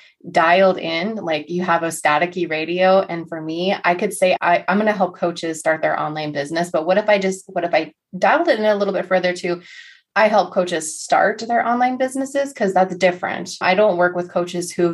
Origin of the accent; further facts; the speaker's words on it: North Dakota, United States; growing up in North Dakota was super boring